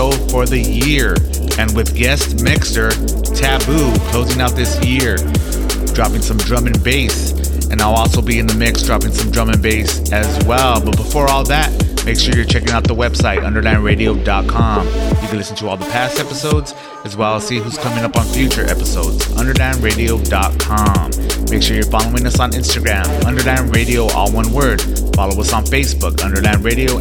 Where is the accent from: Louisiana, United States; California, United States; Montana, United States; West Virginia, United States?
California, United States; Santa Ana; Orange County, my hometown, Santa Ana, Orange County, Santa Ana